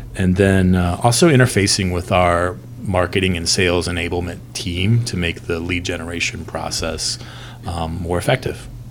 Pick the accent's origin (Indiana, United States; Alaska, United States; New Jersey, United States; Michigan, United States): Indiana, United States; Northwest; I'm from Northwest Indiana